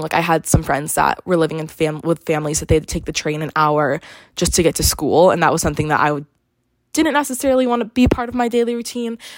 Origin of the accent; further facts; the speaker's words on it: California, United States; I'm from California, so my ID has California